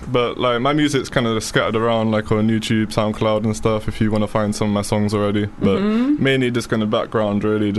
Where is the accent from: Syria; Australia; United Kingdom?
United Kingdom; Bristol, South West England; Always been Bristol for me.